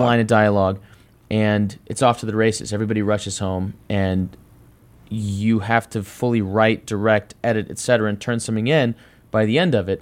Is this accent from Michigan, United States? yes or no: no; Dallas, Texas, United States; I grew up in Dallas, Texas